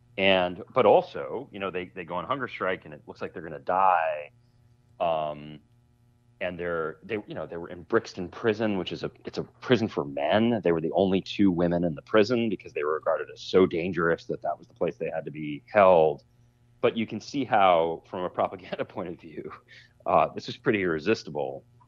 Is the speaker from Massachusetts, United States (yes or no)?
yes; Boston, Massachusetts, United States; for me growing up in Boston, there was a perception in 1998